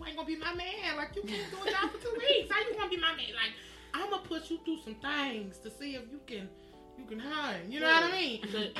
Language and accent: English; Atlanta, Georgia, United States; …, straight from Atlanta, west side of Atlanta, Georgia, born and raised. First time out here.